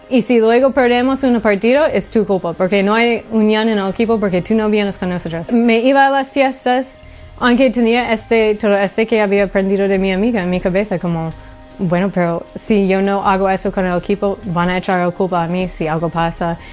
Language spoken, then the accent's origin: Spanish; Honolulu, Hawaii, United States; moved away; Nací en Honolulu, Hawaii.